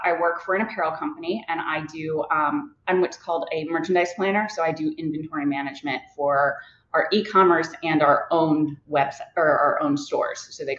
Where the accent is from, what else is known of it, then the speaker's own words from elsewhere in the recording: St. Louis, Missouri, United States; now in Middleburg, United States; I'm originally from St. Louis. So that has always been sort of home. We moved all around growing up, but I am originally born there and then moved there back there when I was in high school. I now live in Middleburg, Virginia